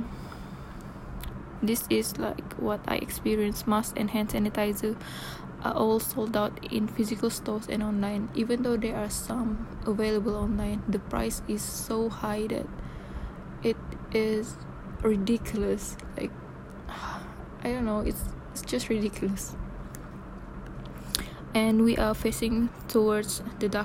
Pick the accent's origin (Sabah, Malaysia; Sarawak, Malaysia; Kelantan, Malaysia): Sabah, Malaysia; moved away as an adult; my hometown in Sabah